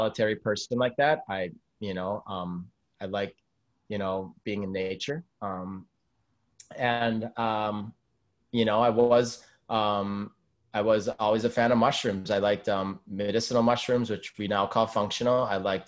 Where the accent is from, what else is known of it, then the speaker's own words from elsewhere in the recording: Madison, Wisconsin, United States; I'm originally from Wisconsin, from Madison, Wisconsin, the capital